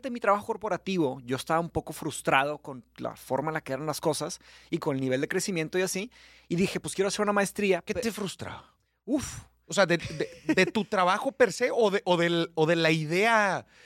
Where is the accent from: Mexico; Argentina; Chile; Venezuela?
Mexico; Monterrey, Nuevo León; born or raised there; accent: regio; also born or lived in Brazil / São Paulo, Brazil